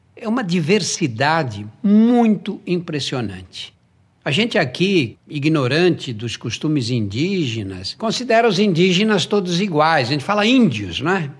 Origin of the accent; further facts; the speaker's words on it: Brazil; eu sou brasileiro